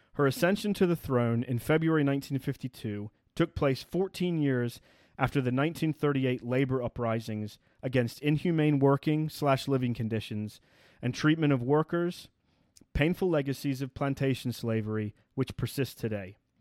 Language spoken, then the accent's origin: English; United Kingdom; as a British person